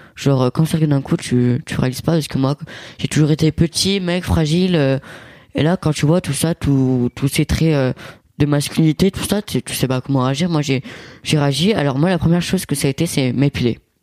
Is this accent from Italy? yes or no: yes; Italy; moi je suis italien et mon père c'est cliché italien